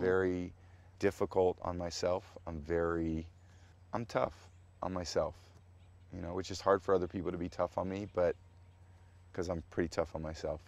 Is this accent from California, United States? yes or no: yes; San Mateo, California, United States; I was growing up in Portola Drive in San Mateo, California